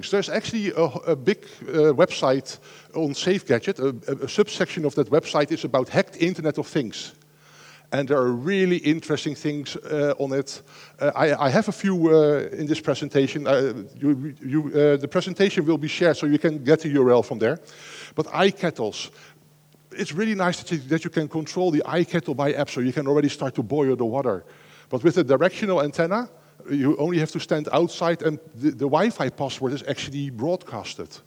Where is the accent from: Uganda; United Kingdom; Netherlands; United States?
Netherlands; I'm from the Netherlands living next to Germany, so I can buy one in the Netherlands, and when I drive it into Germany, I'm suddenly an offender.